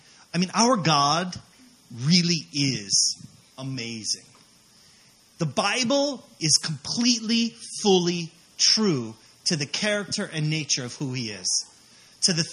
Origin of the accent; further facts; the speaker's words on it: California, United States; moved away as an adult; also born or lived in Las Vegas, Nevada / Hungary / Hawaii; I grew up in California